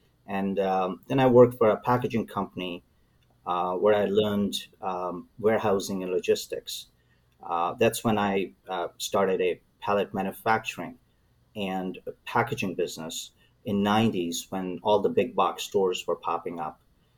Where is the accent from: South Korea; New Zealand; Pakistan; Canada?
Pakistan; moved away as an adult; also born or lived in London; now in Cleveland, United States; I was born and raised in Pakistan and went to study in London first, and then transferred to Cleveland State in 1990